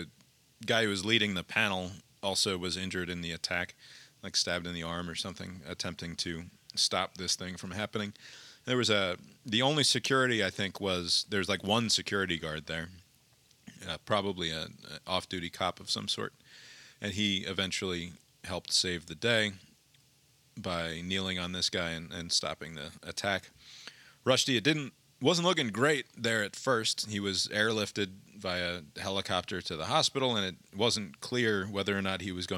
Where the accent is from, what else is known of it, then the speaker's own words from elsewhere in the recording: Montvale, New Jersey, United States; I grew up in Montvale, but 20 minutes or so from this place